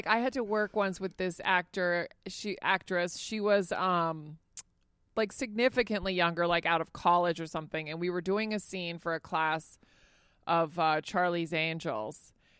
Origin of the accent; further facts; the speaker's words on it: Spain; but I grew up in Spain. So he'll bring up stuff that I've never heard of.